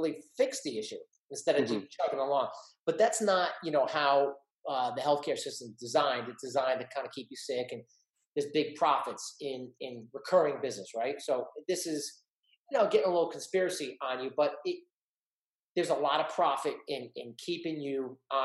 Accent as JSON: {"language": "English", "town": "East Brunswick", "region": "New Jersey", "country": "United States", "tie": "born or raised there", "said": "average kid growing up in East Brunswick, New Jersey"}